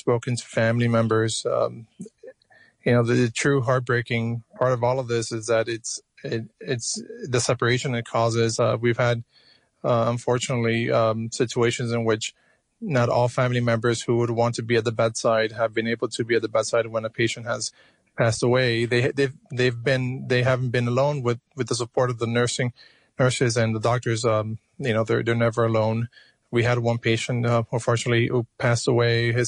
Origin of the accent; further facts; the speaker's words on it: Miami, Florida, United States; moved away as an adult; also born or lived in Cuba; now in New York, United States; I was born in Cuba. I was raised in Miami, Florida